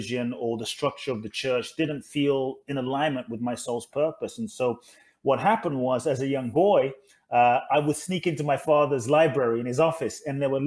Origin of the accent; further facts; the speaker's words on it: London, United Kingdom; also born or lived in Ghana; now in Los Angeles, United States; I was born in Ghana, West Africa. My father's from Ghana. My mother's Japanese. I grew up in London, now in LA.